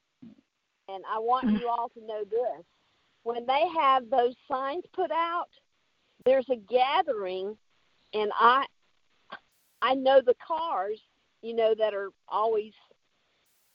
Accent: Georgia, United States; I'm not from South Carolina. I'm from Georgia.

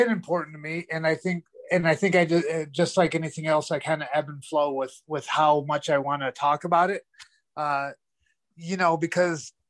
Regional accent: United States; as an American

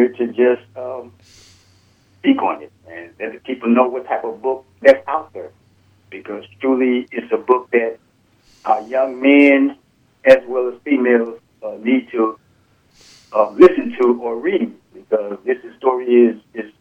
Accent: United States; Living, born and raised in America

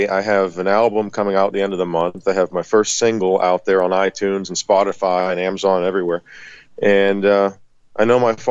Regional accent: West Mifflin, Pennsylvania, United States; I'm from Pittsburgh, Pennsylvania, town called West Mifflin, Kennywood area

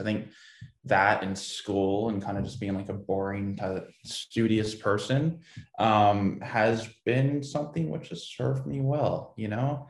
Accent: Portland, Oregon, United States; I grew up uh, in Portland, Oregon.

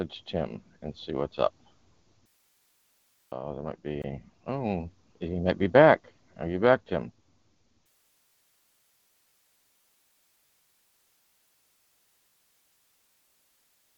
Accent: Northern Michigan, United States; I'm from Northern Michigan

